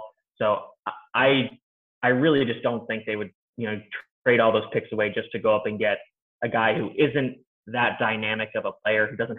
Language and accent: English; Harrisburg, Pennsylvania, United States; Micah Parsons is actually from my hometown of Harrisburg, like Hershey, PA, Pennsylvania.